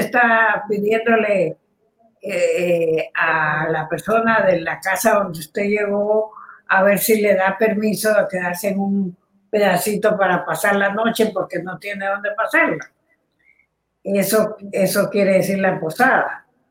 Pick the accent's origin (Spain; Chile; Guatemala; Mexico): Guatemala; Chapín le llamamos